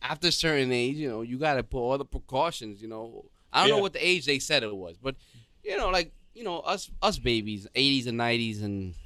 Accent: New York City, New York, United States; I come from the Bronx, too.

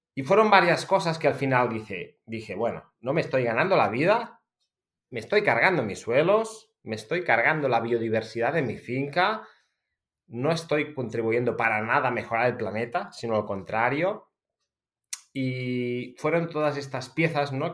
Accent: Empordà, Catalonia, Spain; soy agricultor de una familia de agricultores, porque de hecho soy la novena generación que nos conste, seguramente hay unas cuantas más en una finca familiar en el Alampurdá, muy cerca de la frontera con Francia

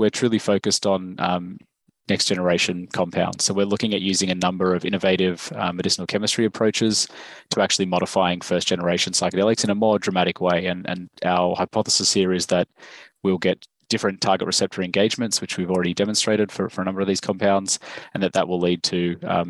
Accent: Australia; accent: Australian; So as you can probably tell from my accent, I'm from Australia.

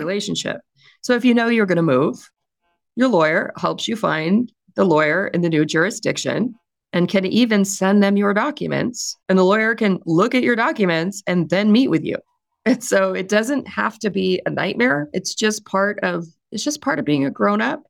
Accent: California, United States; I'm also from California

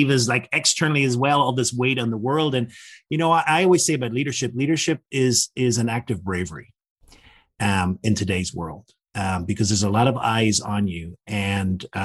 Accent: Northern Ireland, United Kingdom; I grew up in the Troubles in Northern Ireland

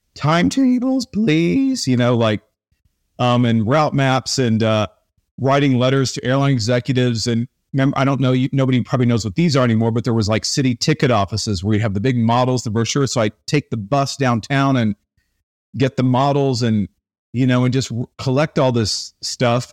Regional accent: Tulsa, Oklahoma, United States; I grew up in Tulsa, Oklahoma

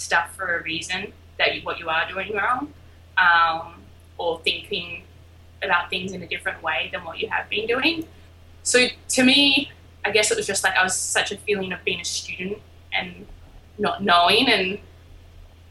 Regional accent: Albany, Western Australia, Australia; now in Brooklyn, United States; I am from a small little town called Albany in Western Australia.

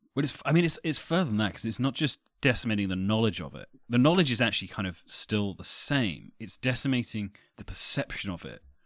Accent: England, United Kingdom; accent: English; as an English person

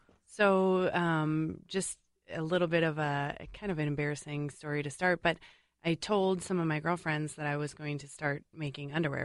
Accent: St. Paul, Minnesota, United States; I grew up in St. Paul

